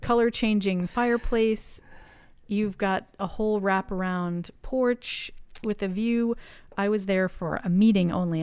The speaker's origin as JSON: {"language": "English", "region": "New England", "country": "United States", "tie": "born or raised there", "said": "I grew up in New England"}